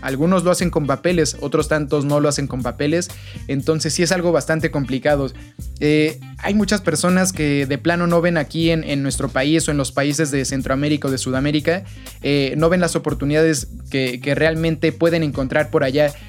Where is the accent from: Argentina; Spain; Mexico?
Mexico; nosotros como ciudadanos, como eh, mexicanos